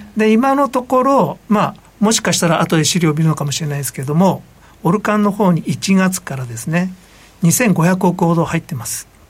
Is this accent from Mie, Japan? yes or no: yes; Iga, Mie, Japan; moved away; うちの実家みたいにど田舎